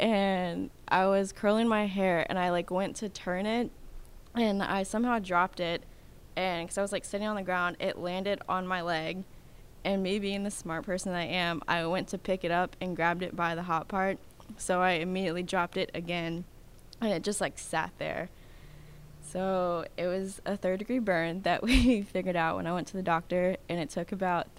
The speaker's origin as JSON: {"language": "English", "town": "Midlothian", "region": "Texas", "country": "United States", "also_born_or_lived": "Louisiana", "moved": "yes", "lives_now": "Clarksville, United States", "said": "Midlothian, Texas. So it's like 30 minutes south of Dallas."}